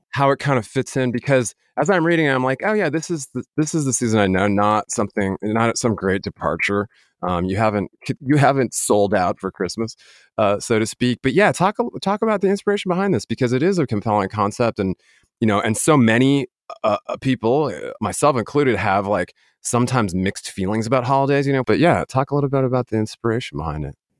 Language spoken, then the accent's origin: English; Denver, Colorado, United States; I'm actually from Denver, Colorado